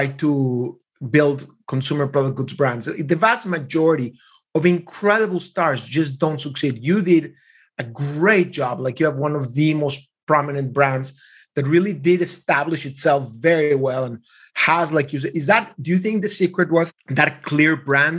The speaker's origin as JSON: {"language": "English", "country": "Mexico", "tie": "born or raised there", "said": "I was raised in Mexico in a very small Jewish community"}